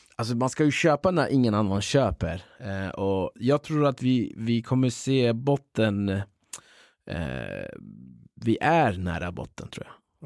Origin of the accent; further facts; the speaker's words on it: Upplands-Bro, Stockholm County, Sweden; also born or lived in Kurdistan, northern Iraq; uppvuxen i Upplandsbro. Eh, men eh, vi börjar tillbaka. Jag föddes i Kurdistan, norra Irak. Flyttade hit eh, när jag var nio år